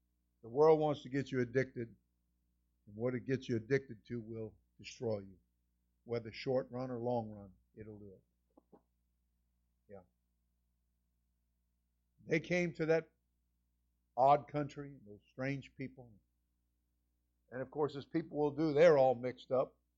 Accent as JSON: {"language": "English", "region": "South Florida", "country": "United States", "said": "I'm from South Florida"}